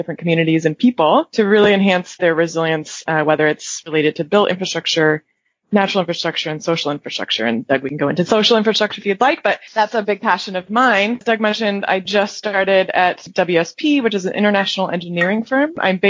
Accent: England, United Kingdom; And I actually was born and raised in England, so even though I don't have an accent, it's secretly in me. It comes out when I'm around other British folks.

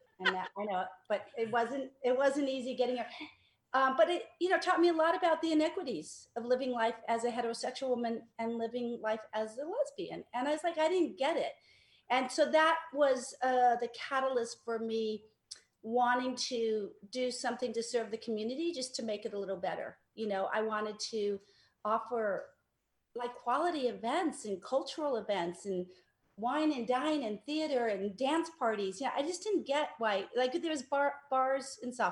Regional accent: Los Angeles, California, United States; I grew up in Mar Vista.

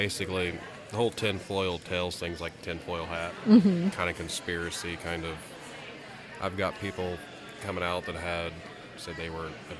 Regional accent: Peru, Indiana area, United States; I'm actually from this area.

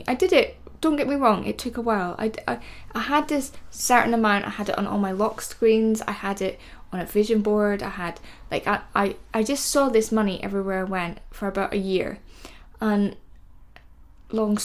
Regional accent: Scotland, United Kingdom; I'm Scottish

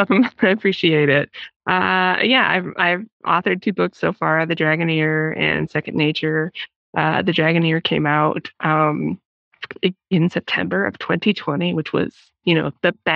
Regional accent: Hammond, Indiana, United States; moved away as an adult; also born or lived in Toledo, Ohio; now in Madison, United States; I'm a native of actually Northwest Indiana, a little town called Hammond, which is probably not that little. But that's where I grew up. I've lived in Madison, Wisconsin for the past 17 years.

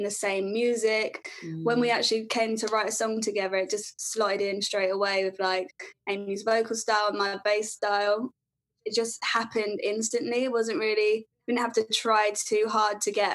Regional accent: London, United Kingdom; I'm from London.

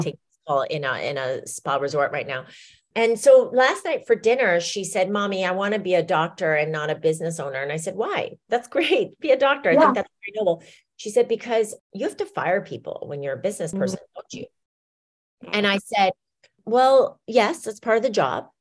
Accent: Iowa, United States; We grew up in Iowa

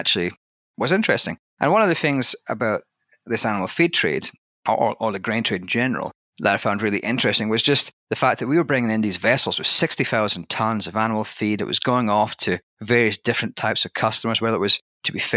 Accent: southwest Scotland, United Kingdom; accent: Scottish; moved away as an adult; my accent is slightly different in that I've got a little bit of a Scottish tang there. And basically, I come from a small town in southwest Scotland.

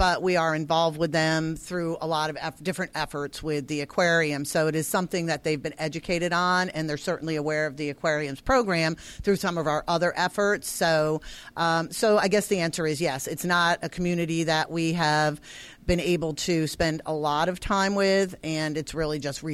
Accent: Connecticut, United States; So I'm from Connecticut, but all my relatives are in New Hampshire and Maine

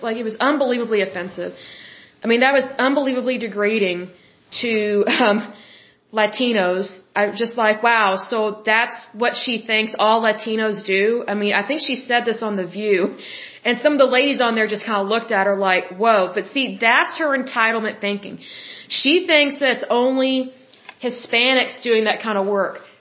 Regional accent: United States; I am an American citizen, I'm born and raised here

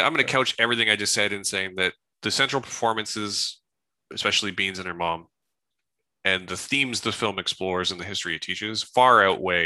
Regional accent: Salt Spring Island, British Columbia, Canada; where I grew up on Salt Spring Island.

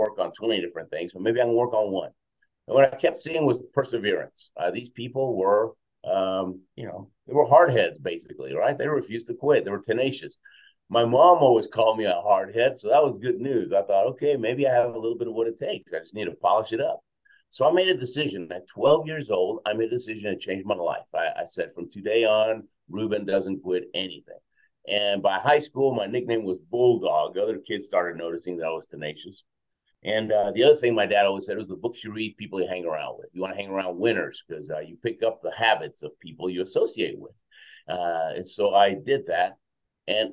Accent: Houston, Texas, United States; first language Spanish; English is a second language; also born or lived in Argentina / Queens, New York / Venezuela; now in Colorado, United States; We were in Queens, New York for a couple of years, then Houston most of my life, Venezuela for a couple of years.

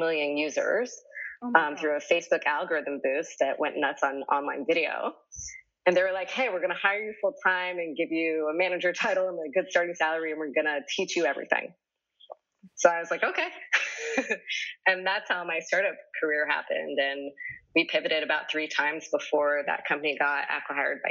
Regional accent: East Coast, United States; moved away as an adult; also born or lived in New York; now in Los Angeles, United States; I'm from the East Coast, and I started off as an actor

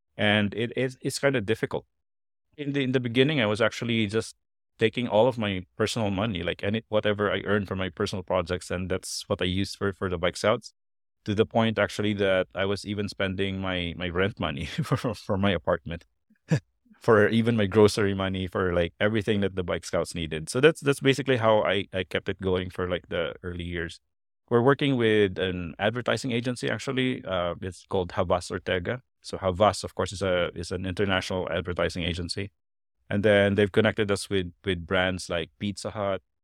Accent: Philippines; I, I was born and, and I grew up in the provinces, but, uh, I, I learned English from a very young age

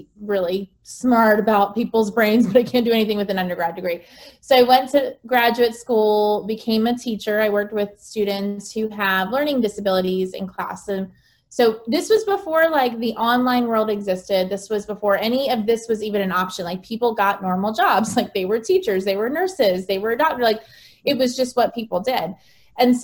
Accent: United States; moved away as an adult; also born or lived in Bangkok; as an American

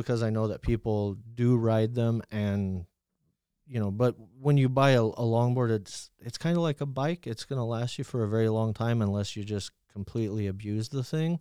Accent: New Mexico, United States; I grew up in New Mexico

